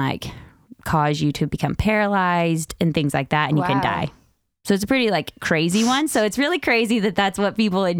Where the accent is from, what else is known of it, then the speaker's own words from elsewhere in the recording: Farmington, New Mexico, United States; He got at a vintage store in New Mexico from my hometown in Farmington.